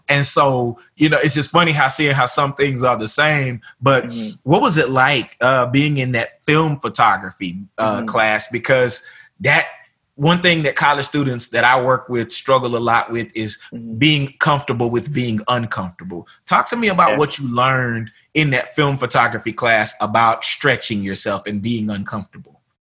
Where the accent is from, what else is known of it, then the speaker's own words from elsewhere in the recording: Tyler, Texas, United States; moved away; back home in mm-hmm. my hometown